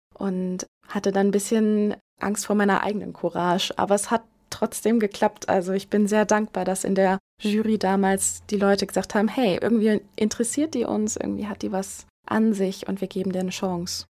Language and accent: German; Herford, North Rhine-Westphalia, Germany; moved away as an adult; also born or lived in Frankfurt; now in Mainz, Germany; Ich bin in Herford geboren worden und bin dort eigentlich auch bis zu meinem Studiumsumzug dann nach Frankfurt habe ich da meine ganze Kindheit verbracht